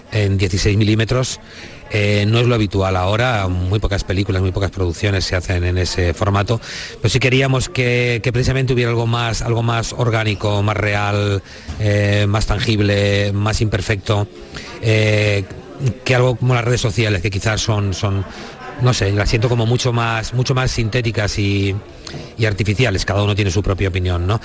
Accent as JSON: {"language": "Spanish", "town": "Molina de Aragón", "region": "Castilla-La Mancha", "country": "Spain", "tie": "born there", "said": "mi corazón puesto en la tierra donde nací, en Molina de Aragón, eh, en el Alto Tajo"}